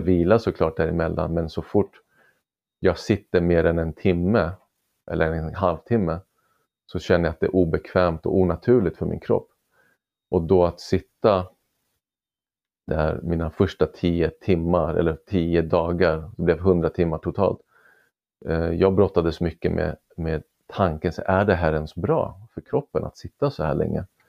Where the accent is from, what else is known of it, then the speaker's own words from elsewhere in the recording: Sweden; född och uppvuxen i Sverige med, med föräldrar från Iran